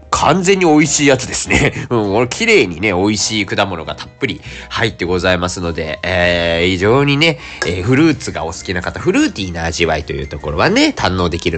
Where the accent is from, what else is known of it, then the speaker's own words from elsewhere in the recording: Sasebo, Nagasaki, Japan; now in Fukuoka, Japan; 長崎県佐世保市というところで生まれまして、今は福岡でお仕事してるんですけど、